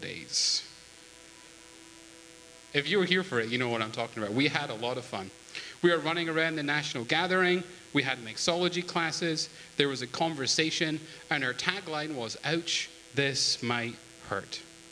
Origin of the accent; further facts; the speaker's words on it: United Kingdom; moved away; I am British